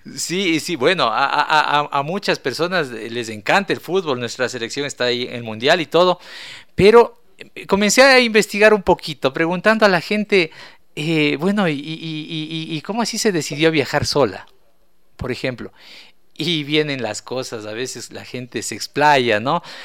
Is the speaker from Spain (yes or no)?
no; Ecuador; nosotros como ecuatorianos